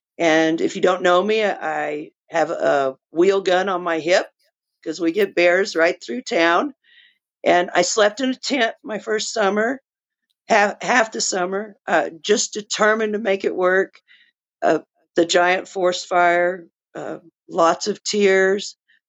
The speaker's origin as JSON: {"language": "English", "region": "New Mexico", "country": "United States", "tie": "born there", "also_born_or_lived": "Texas", "said": "Okay, so I was born in New Mexico, outside of Albuquerque. I've always been in love with the mountains. I spend as much time out in the backcountry as I can. I lived in Texas for 35 years."}